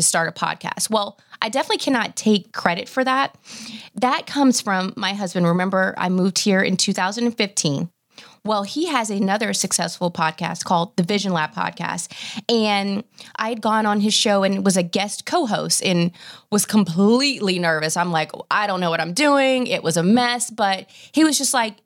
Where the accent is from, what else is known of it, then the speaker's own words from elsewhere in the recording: Nashville, Tennessee, United States; moved away as an adult; now in Dallas, United States; I'm originally from Nashville. And, you know, so it was almost like, okay, born and raised there and family there